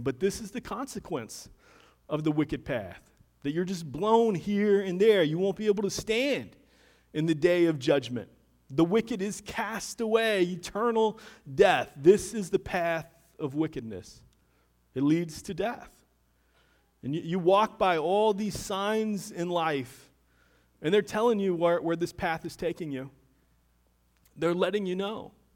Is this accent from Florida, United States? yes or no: yes; Deltona, Florida, United States; moved away; I grew up in Deltona, Florida. Haven't lived there for a number of years now